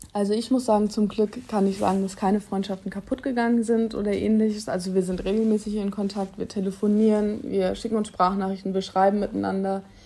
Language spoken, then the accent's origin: German; Germany; ich war ganz viele Jahre auf einer ganz normalen Schule bei uns in Using, auf einem Gymnasium und wollte eigentlich unbedingt da mein Abitur machen, weil ja, ich war schon immer